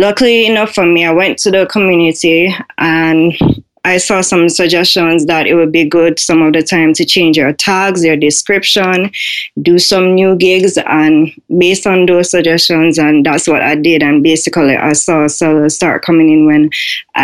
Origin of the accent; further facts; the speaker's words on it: Jamaica; I am from Jamaica.